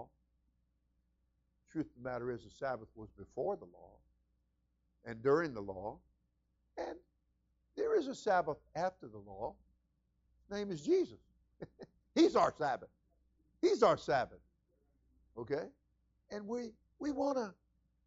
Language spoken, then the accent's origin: English; New York, United States; moved away as an adult; now in Florida, United States; we came from New York, and we were both born and raised there, and until we were 18, I came down at 18